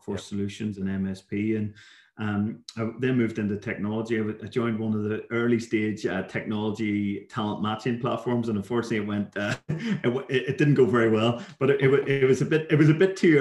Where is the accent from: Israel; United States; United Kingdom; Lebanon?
United Kingdom; Belfast, Northern Ireland; moved away as an adult; also born or lived in Dundee / London / Dublin; I grew up in Belfast in Northern Ireland, hence as I would describe it, my dulcet tones